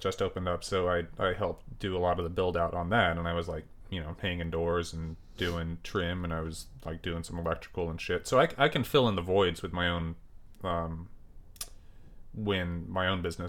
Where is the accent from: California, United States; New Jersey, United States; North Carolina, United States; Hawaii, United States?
California, United States; Nipomo; now in Portland, United States; It's this little town called Napomo, well, I guess it's not little anymore, but it's Napomo, California. When I was there, my parents moved there, I think, in 82. I was born in 82.